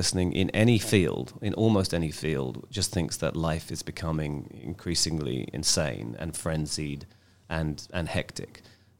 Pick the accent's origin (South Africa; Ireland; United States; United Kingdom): United Kingdom; London; moved away as an adult; now in Israel; I'm from London.